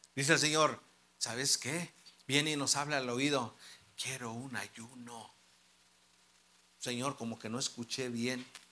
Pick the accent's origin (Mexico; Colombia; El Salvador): Mexico; nosotros los mexicanos